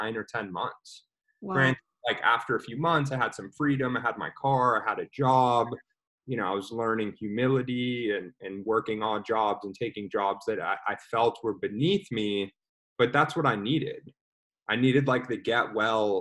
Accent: Dallas, Texas, United States; also born or lived in Austin, Texas; I'm from Dallas, Texas

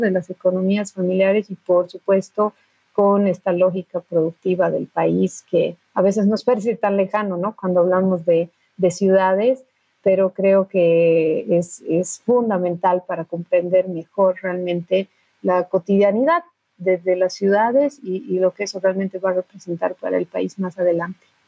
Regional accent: Bolivia; como bolivianos

